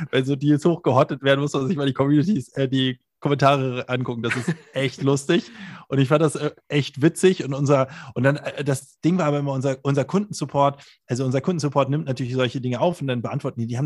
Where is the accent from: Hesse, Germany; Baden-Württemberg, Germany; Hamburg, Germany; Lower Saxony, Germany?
Hamburg, Germany; Bei uns in Hamburg